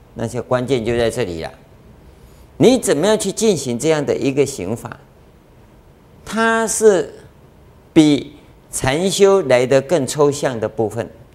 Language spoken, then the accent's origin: Chinese; Yilan County, Taiwan; 同样讲台语呀，我们是宜兰人